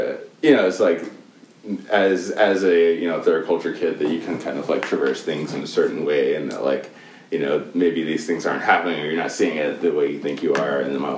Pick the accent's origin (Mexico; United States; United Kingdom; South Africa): South Africa; we grew up in South Africa, or at least, you know, the three of us did together when I grew up in South Africa personally.